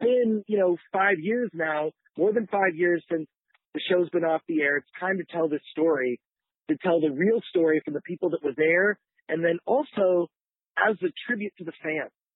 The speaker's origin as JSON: {"language": "English", "town": "Detroit", "region": "Michigan", "country": "United States", "tie": "born or raised there", "said": "I grew up in Detroit"}